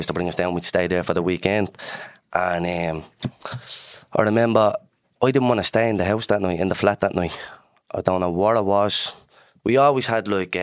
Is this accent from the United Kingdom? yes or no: no; Dublin, Leinster, Ireland; I'm from Dublin's north inner city. I'm from Dars Estuary Flats. And my earliest memories growing up in the flats was like very positive.